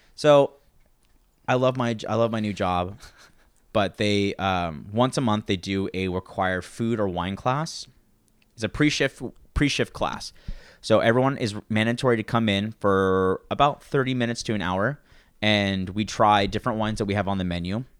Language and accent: English; Santa Maria, California, United States; I grew up in Santa Maria, so it was very, uh, a lot of, there's a lot of Mexican families in Santa Maria